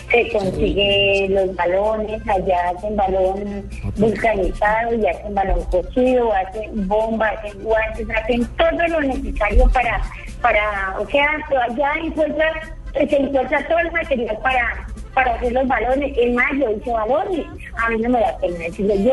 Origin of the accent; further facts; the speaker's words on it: Monguí, Boyacá, Colombia; mi pueblo, que es Monguí.